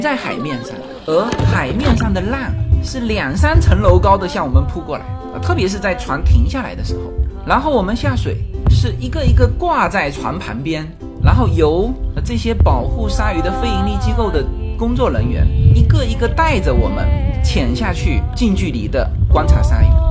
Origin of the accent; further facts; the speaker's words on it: southern China, China; now in California, United States; 我们来自中国南方的家庭